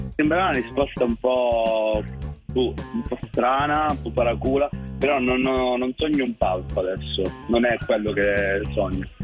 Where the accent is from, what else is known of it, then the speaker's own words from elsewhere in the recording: Cosenza, Calabria, Italy; vengo da Cosenza, nato a Cosenza